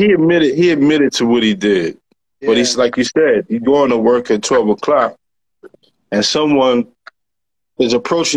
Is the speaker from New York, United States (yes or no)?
yes; New York, United States; I'm a New Yorker. I'm from New York.